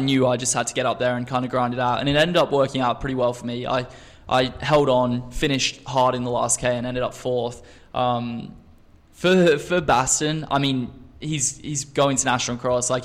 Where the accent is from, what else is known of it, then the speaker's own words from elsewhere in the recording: Australia; also born or lived in England; now in United States; I grew up really in Australia from the age of 7, and we in Australia we do not have winter